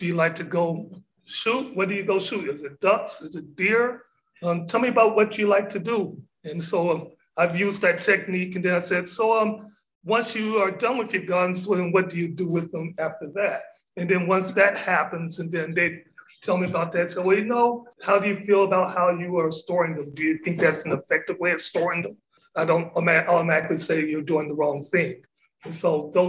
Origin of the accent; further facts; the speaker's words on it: Corrigan, Texas, United States; now in Galveston, United States; I have the advantage of living in Galveston and then also growing up in East Texas. I went to high school in a little town called Corrigan